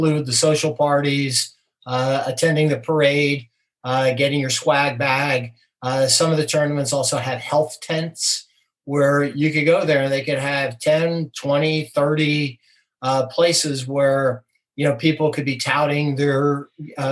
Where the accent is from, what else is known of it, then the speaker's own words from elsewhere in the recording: New Jersey, United States; moved away; I grew up in New Jersey